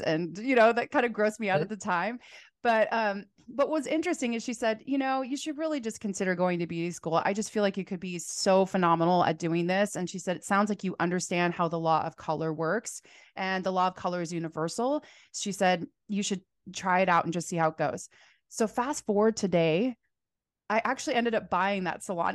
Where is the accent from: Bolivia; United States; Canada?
United States; Phoenix, Arizona; now in Portland, United States; so I'm from Phoenix, Arizona originally, but I live here in Portland, Oregon.